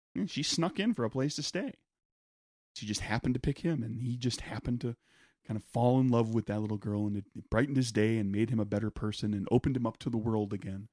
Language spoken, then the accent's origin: English; United States; I'm American